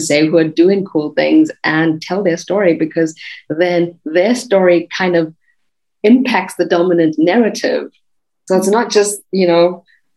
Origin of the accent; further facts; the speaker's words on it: South Africa; now in Germany; I come from South Africa and I'm living in Germany